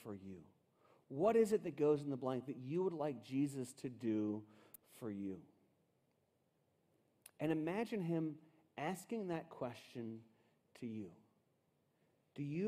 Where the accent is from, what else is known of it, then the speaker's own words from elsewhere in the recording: Cincinnati, Ohio, United States; I grew up in Cincinnati, Ohio, in this really cool house